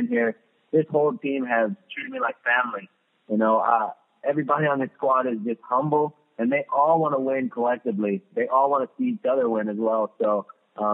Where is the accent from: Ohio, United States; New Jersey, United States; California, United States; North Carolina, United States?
California, United States; Los Angeles; moved away as an adult; also born or lived in Redondo Beach, California; now in Columbus, United States; that was my hometown team